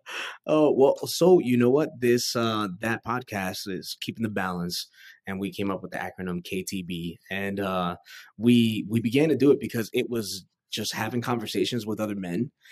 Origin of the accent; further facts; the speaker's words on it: New York City, New York, United States; moved away; I was born and raised in Queens, New York